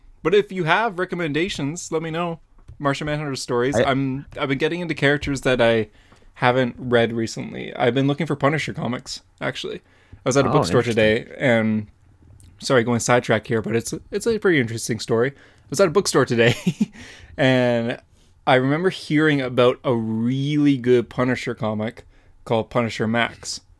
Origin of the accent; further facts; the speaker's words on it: Canada; Tim Horton's donuts are superior, of course, as a Canadian.